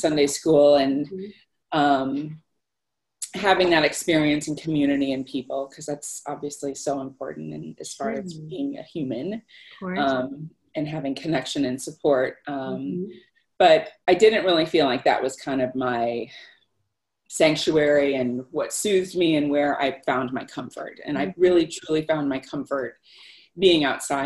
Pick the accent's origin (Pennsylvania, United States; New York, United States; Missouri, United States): Missouri, United States; St. Louis; moved away as an adult; now in Boston, United States; I was born and raised in St. Louis, Missouri, in the Midwest